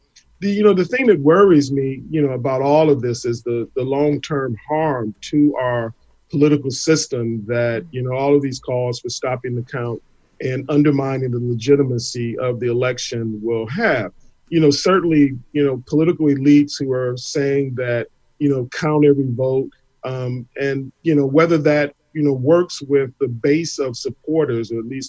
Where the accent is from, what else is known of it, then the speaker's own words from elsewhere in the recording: Detroit, Michigan, United States; And, and as you know, Detroit is my hometown, so I've got a sort of a warm sort of a spot in my heart about the city